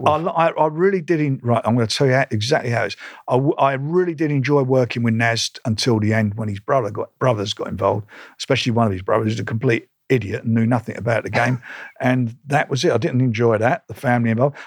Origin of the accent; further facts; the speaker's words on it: London, United Kingdom; I was born in Islington